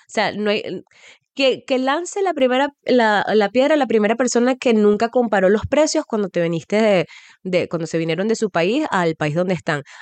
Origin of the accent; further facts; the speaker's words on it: Nueva Esparta, Venezuela; now in Ireland; Además que nosotros nos vinimos en el 2010 de Margarita, cuando, no sé, treinta y pico de grados, y em, llegamos acá